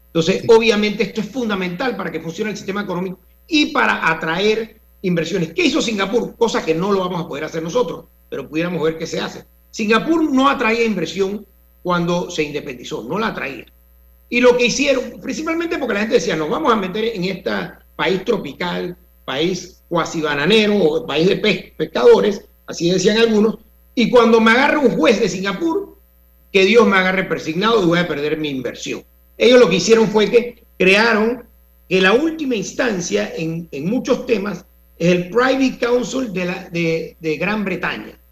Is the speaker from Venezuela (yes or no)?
no; Panama